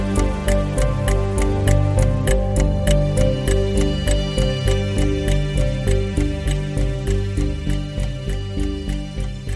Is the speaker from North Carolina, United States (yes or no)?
yes; Outer Banks, North Carolina, United States; moved away as an adult; also born or lived in Virginia; now in Florida, United States; I grew up there, and all of my family still lives there. 9 years ago, I moved away to study journalism